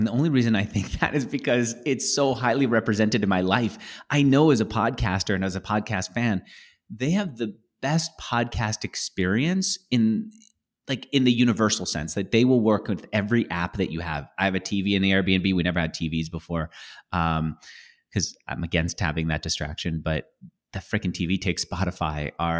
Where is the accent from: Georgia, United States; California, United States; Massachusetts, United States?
California, United States; San Francisco; now in Austin, United States; because we're both from San Francisco and now we're here in Austin.